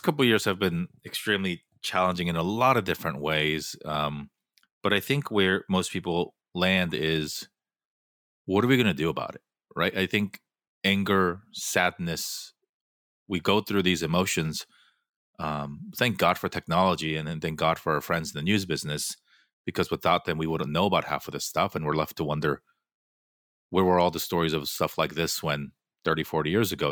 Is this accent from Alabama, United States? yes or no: no; Fullerton, California, United States; moved away as an adult; also born or lived in New York City / Los Angeles; I grew up in Fullerton